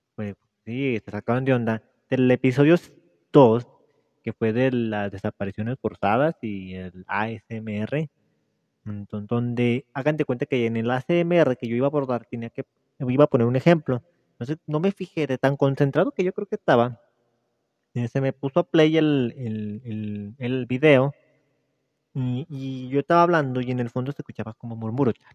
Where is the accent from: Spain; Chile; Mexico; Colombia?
Mexico; soy mexicano